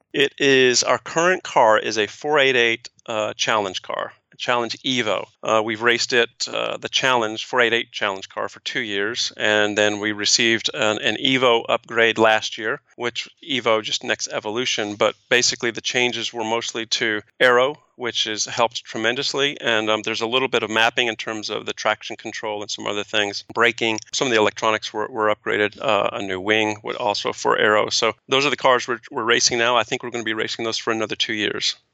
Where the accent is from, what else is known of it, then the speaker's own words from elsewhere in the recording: East Coast, United States; I'm an East Coast guy